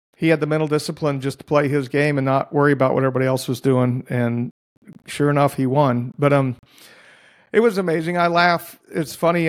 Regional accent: Dallas, Texas, United States; now in Oklahoma, United States; Dallas, where I grew up

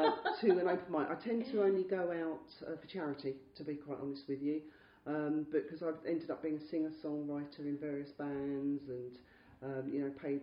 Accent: London, United Kingdom; also born or lived in Chelsea, London; I was brought up in sort of the Wimbledon area. I was born in Chelsea in 1965, so swinging London. And my parents moved to Wimbledon because I could afford a house there. Not the posh part of Wimbledon, I hasten to add.

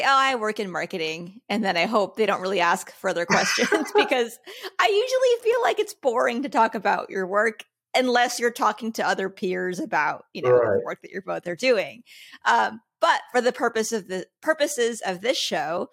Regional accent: Los Angeles, California, United States; I was born in SoCal, you know, grew up in Los Angeles

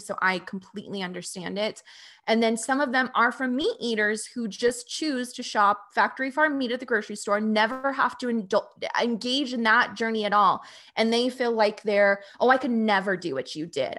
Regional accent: Phoenix, Arizona, United States; moved away as an adult; I was born and raised in Phoenix, Arizona, and that's where I lived for 29 years in the suburbs.

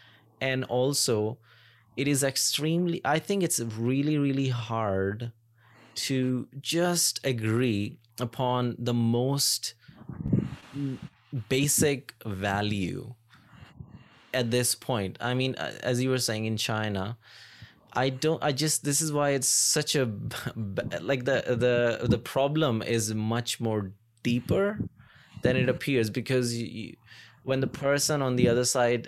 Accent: Pakistan; moved away; when I came here from Pakistan, and I was slowly, it's been 7.5 years now

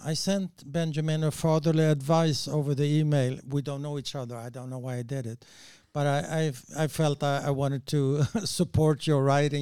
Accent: Sweden; I'm from Sweden, but it's pretty close to Netherlands

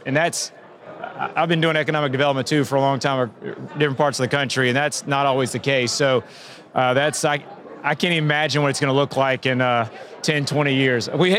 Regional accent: New Orleans, Louisiana, United States; moved away; being born in New Orleans and having roots down in South Louisiana

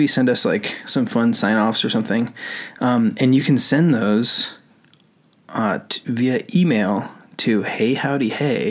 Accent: Kings Beach, California, United States; moved away; I grew up in Kings Beach in northern North Tahoe

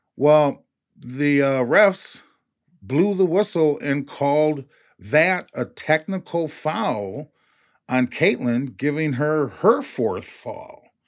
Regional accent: Minneapolis, Minnesota, United States; I grew up playing basketball in North Minneapolis

